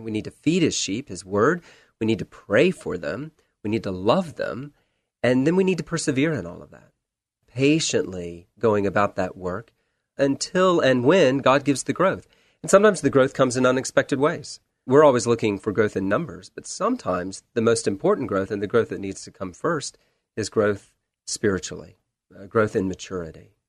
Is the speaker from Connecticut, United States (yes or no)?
no; Charleston, South Carolina, United States; moved away as an adult; also born or lived in Texas / Washington, D.C.; now in Portland, United States; Born in Texas, grew up within the sound of the waves of the Atlantic Ocean in Charleston, South Carolina.